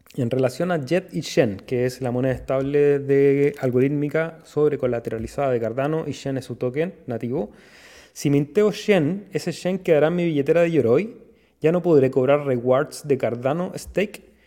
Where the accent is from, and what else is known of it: Chile